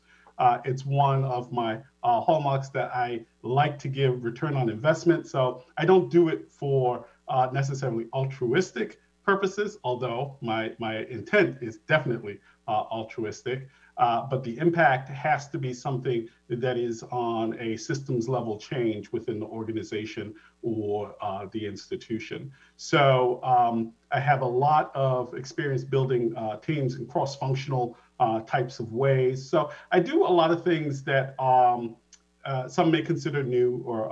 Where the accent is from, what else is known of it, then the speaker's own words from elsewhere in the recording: Providence, Rhode Island, United States; moved away as an adult; also born or lived in Boston, Massachusetts; Providence, Rhode Island is where I was born.